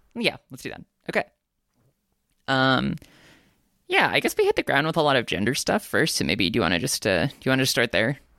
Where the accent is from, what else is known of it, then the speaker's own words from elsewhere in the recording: United States; I am a Korean American. I'm Asian American.